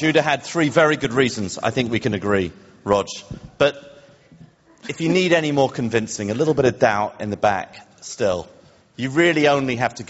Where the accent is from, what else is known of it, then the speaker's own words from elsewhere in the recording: United Kingdom; now in United States; Rather like Roger and I were born in Britain.